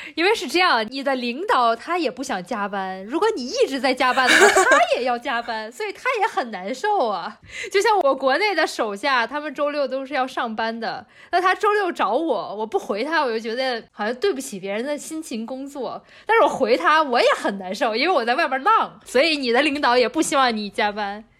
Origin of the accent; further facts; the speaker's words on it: China; 这在我们中国人来看来，这都是不可能的事情